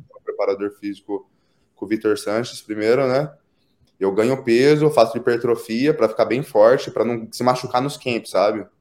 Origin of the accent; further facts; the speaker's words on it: Pederneiras, São Paulo, Brazil; moved away as an adult; also born or lived in United States; eu nasci e eu nasci fui criado na cidade de Pederneiras. É uma cidade no interior de São Paulo